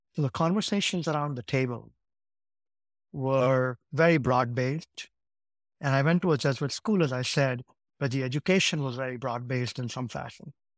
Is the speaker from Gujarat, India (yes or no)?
yes; Ahmedabad, Gujarat, India; also born or lived in Saint Louis, United States; now in United States; I grew up in a city called Ahmedabad in Gujarat.